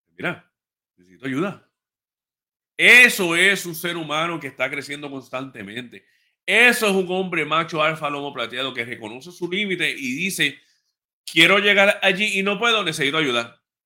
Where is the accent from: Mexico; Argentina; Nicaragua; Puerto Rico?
Puerto Rico; Ponce; yo soy de Ponce